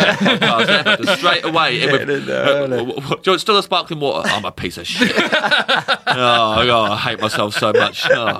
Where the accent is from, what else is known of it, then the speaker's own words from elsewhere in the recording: Kettering, East Midlands, United Kingdom; now in London, United Kingdom; I'm from Kettering.